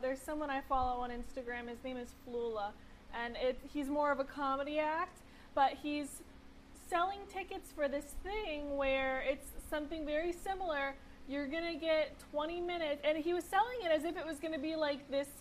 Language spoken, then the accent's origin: English; Jupiter, Florida, United States; my hometown of Jupiter.